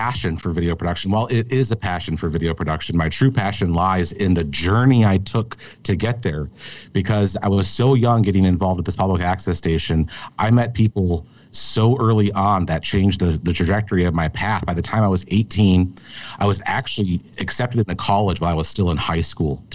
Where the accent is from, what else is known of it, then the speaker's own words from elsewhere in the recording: Minneapolis, Minnesota, United States; I grew up in Minneapolis, Minnesota, in a suburb of the city